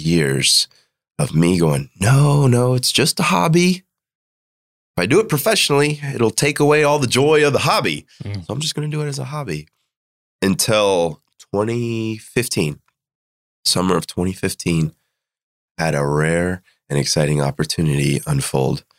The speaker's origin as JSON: {"language": "English", "town": "Greenville", "region": "South Carolina", "country": "United States", "tie": "born or raised there", "said": "was born and raised in Greenville, South Carolina"}